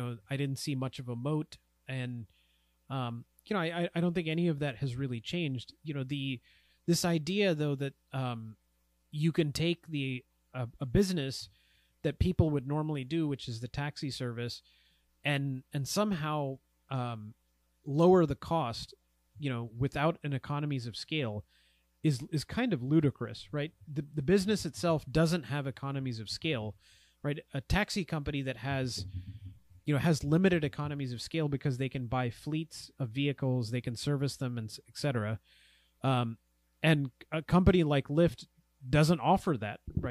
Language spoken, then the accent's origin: English; United States; as an American, you know, who's lived, born and raised here